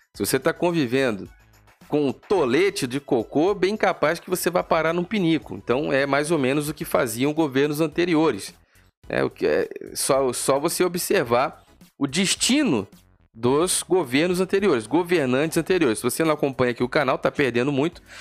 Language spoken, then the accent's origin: Portuguese; Brazil; Eu sou brasileiro, meu amigo. Eu sou brasileiro.